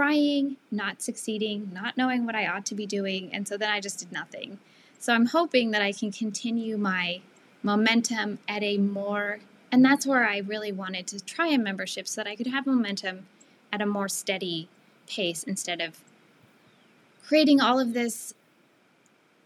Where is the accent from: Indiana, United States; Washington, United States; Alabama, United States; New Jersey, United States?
Washington, United States; Seattle; moved away as an adult; also born or lived in Northeast US / Southwest US; I am from the Seattle area.